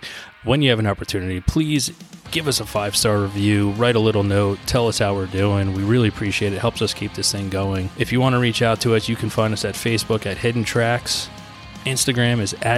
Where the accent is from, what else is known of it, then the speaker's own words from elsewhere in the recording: New Jersey, United States; my home state of New Jersey